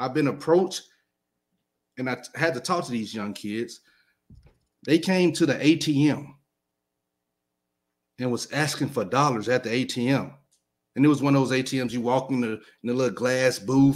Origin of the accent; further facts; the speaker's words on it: Alabama, United States; I'm from Alabama